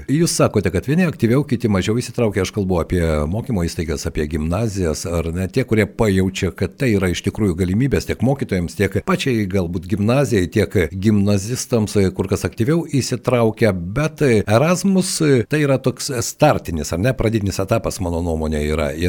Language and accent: Lithuanian; Lithuania; mes lietuviai esame kartais labai savikritiški